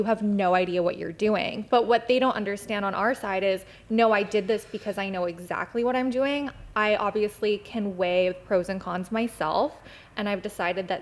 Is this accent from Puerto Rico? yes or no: no; Chilliwack and Abbotsford, British Columbia, Canada; I'm from the Bible Belt of BC. So Chilliwack and Abbotsford